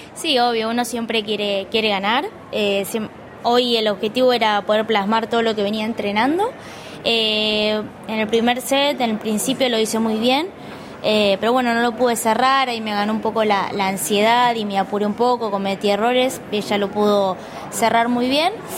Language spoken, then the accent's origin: Spanish; Cañuelas, Buenos Aires Province, Argentina; soy de Cañuelas